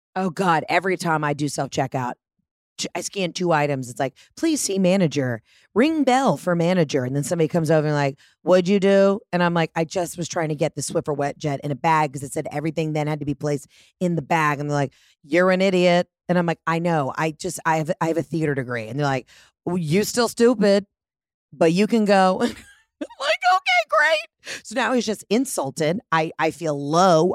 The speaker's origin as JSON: {"language": "English", "region": "Georgia", "country": "United States", "said": "I'm from Georgia"}